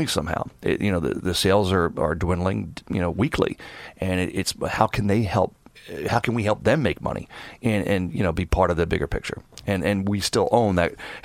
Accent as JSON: {"language": "English", "town": "Philadelphia", "region": "Pennsylvania", "country": "United States", "also_born_or_lived": "West Coast", "moved": "yes", "lives_now": "New York City, United States", "said": "I'm from Philadelphia originally, so I'm an East Coast guy"}